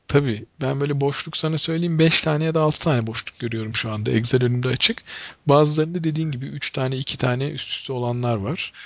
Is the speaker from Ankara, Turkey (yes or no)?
yes; Ankara, Turkey